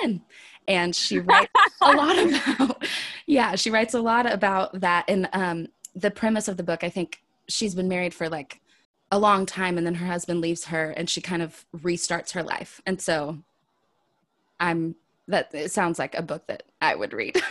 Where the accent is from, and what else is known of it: Wichita, Kansas, United States; born or raised there; now in the South, United States